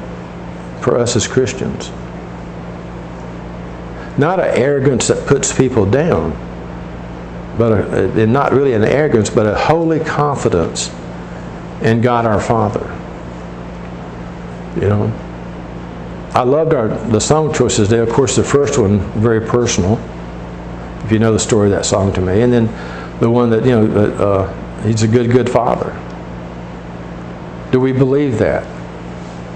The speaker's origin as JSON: {"language": "English", "country": "United States", "said": "our citizenship as in the United States"}